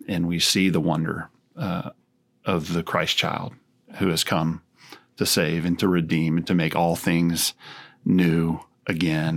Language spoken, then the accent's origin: English; Texas, United States; growing up in Texas